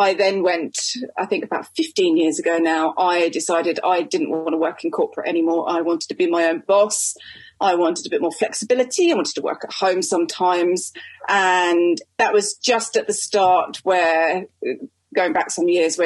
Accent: United Kingdom; I'm a Brit

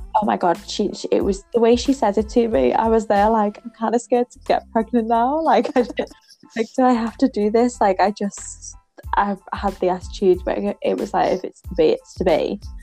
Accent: England, United Kingdom; I'm your English nanny

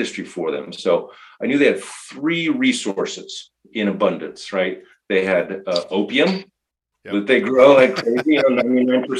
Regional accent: California, United States; moved away as an adult; I grew up in California

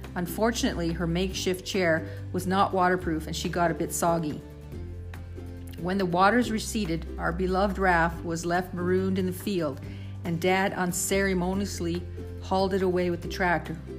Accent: Saskatchewan, Canada; growing up on the farm in Saskatchewan in the 60s and 70s

